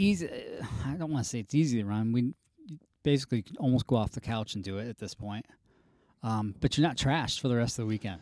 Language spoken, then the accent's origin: English; Asheville, North Carolina, United States; where I grew up there in the North Carolina area, up in the, uh, the Asheville area